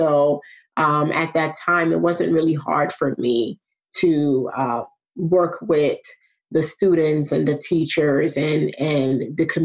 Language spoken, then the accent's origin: English; New York, United States; also born or lived in Nigeria; I was born in New York. I was born in the Bronx. Uh, my parents met here in the US while they were attending college uh, got married. We were here for a few years and then uh, relocated to Nigeria. So I was in Nigeria for about seven years.